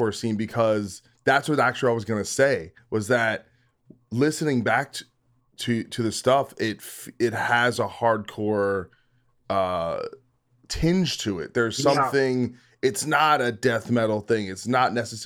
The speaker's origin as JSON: {"language": "English", "region": "New Jersey", "country": "United States", "tie": "born or raised there", "said": "as a kid growing up in Jersey"}